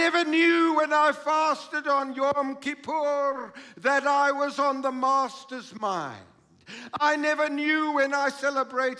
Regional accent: Krugersdorp, Gauteng, South Africa; growing up in Krugersdorp

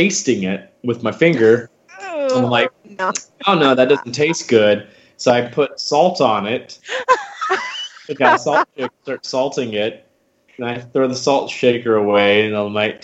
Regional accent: Huntsville, Alabama, United States; moved away; I grew up doing a lot of children's theater starting out back in my hometown of Huntsville, Alabama.

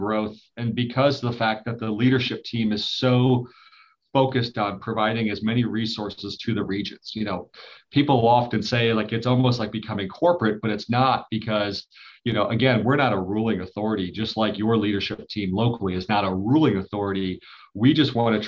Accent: Detroit, Michigan, United States; moved away; I'm originally from Detroit

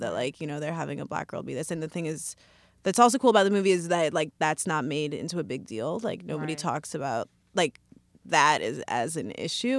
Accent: Evanston, Illinois, United States; now in New York, United States; I grew up in Evanston, Illinois, which is where all the John Hughes movies take place

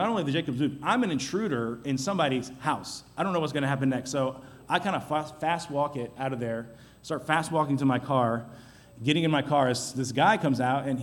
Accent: Chattanooga, Tennessee, United States; back home, my hometown in Chattanooga

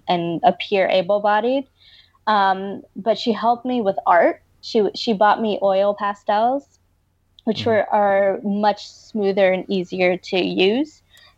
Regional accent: New York City, New York, United States; also born or lived in Brooklyn, New York; now in Los Angeles, United States; I was born in Brooklyn and raised in Washington Heights

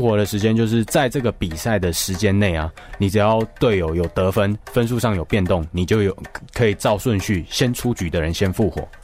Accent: Taiwan; 我说：“我当然会啊，我是台湾人。

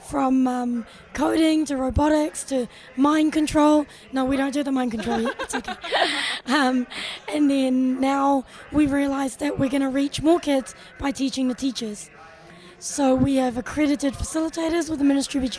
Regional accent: Auckland, New Zealand; I'm from Auckland.

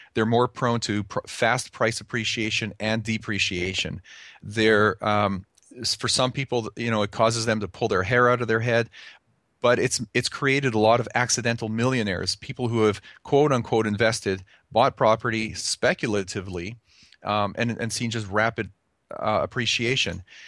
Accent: Calgary, Alberta, Canada; now in United States; I was, uh, born and raised in Calgary, Canada, so I'm an, I'm a native Can-, Canadian

